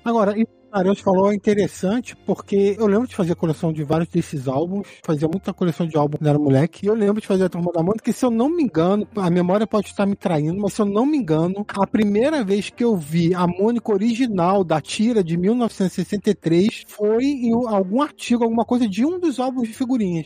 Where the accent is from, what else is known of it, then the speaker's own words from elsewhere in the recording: Rio de Janeiro, Brazil; Eu sou do estado do Rio, então comprava o Globo